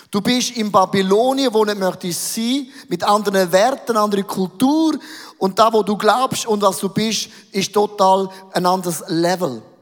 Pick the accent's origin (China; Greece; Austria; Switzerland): Switzerland; Wir sind doch Schweizer, wir sind doch Eidgenossen, oder?